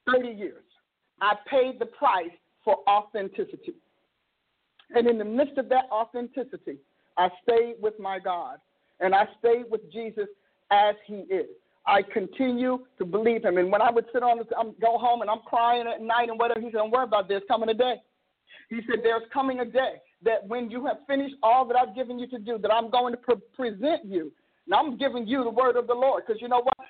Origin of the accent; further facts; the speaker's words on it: Newark, New Jersey, United States; now in Oklahoma, United States; I'm from Newark, New Jersey